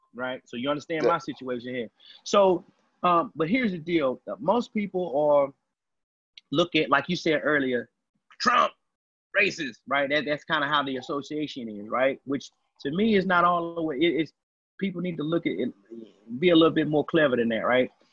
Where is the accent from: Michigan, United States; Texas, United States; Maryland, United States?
Texas, United States; I'm from Texas